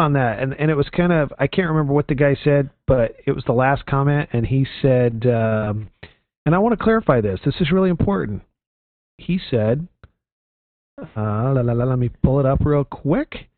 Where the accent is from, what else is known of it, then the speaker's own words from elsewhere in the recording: Houston, Texas, United States; moved away; the pastor of my home church growing up in Texas